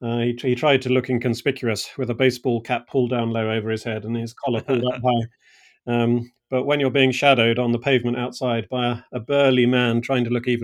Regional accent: England, United Kingdom; That's correct. And, I'm from England.

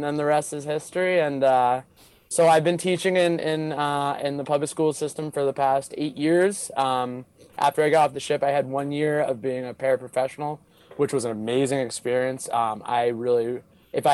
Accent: Boston, Massachusetts, United States; I grew up outside of Boston, Boston area

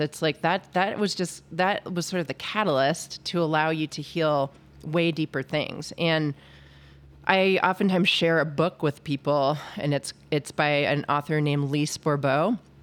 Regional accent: New England, United States; moved away as an adult; also born or lived in Cornell; now in Victor, Idaho, United States; I started out in a, you know, Catholic family growing up in New England

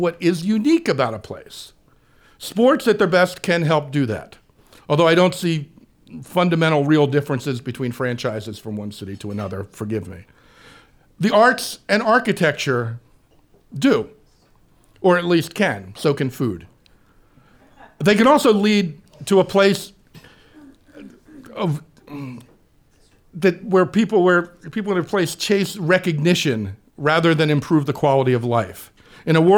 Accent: Wildwood, New Jersey, United States; moved away as an adult; also born or lived in Philadelphia; now in Indiana, United States; I grew up in Wildwood, a Jersey Shore town

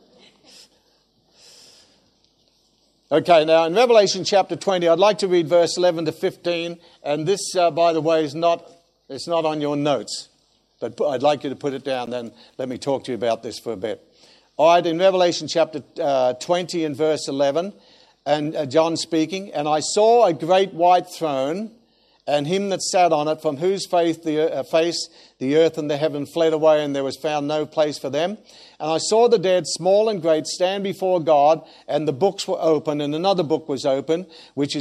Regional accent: Australia; being an Australian

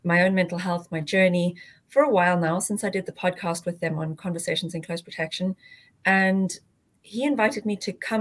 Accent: South Africa; moved away; I grew up in South Africa and studied there as well.

